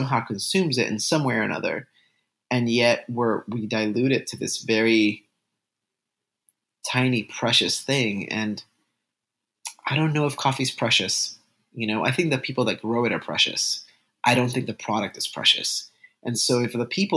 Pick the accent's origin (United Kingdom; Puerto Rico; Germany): Puerto Rico; first language Spanish; English is a second language; I was Puerto Rican, born and raised